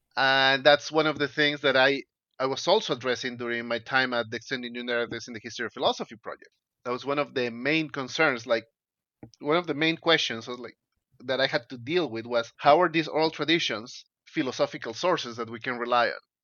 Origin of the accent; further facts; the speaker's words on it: Peru; I'm Peruvian. I grew up in Peru.